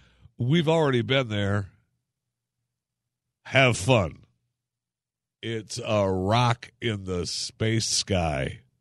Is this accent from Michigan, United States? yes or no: yes; Michigan, United States; But my hometown in Michigan, the whole area, well, Saginaw and Flint, Michigan.